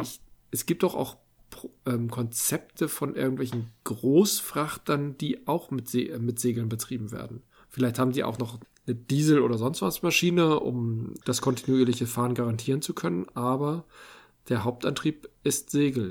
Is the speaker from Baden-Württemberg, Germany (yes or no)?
no; Hamburg, Germany; Als ich als Kind in die Musikhalle ging zu Peter und der Wolf